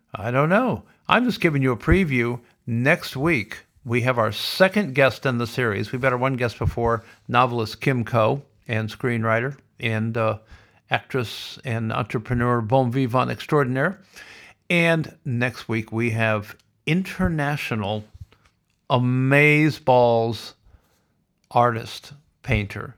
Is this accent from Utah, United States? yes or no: no; Iowa, United States; now in Victoria, Australia; I grew up in Iowa, and I know a little bit about farming.